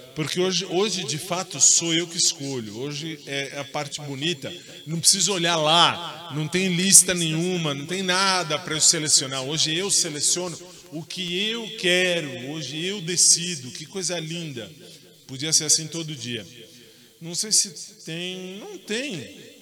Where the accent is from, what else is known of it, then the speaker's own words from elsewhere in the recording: Brazil; eu estou no Brasil, eu sou brasileiro